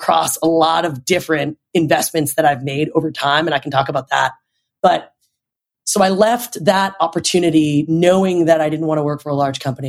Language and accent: English; Toronto, Ontario, Canada; moved away as an adult; now in New York, United States; I'm from Toronto originally. That's where I grew up